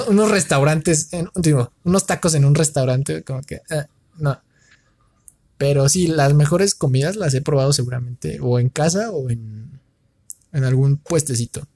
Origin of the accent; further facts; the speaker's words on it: Mexico; como mexicano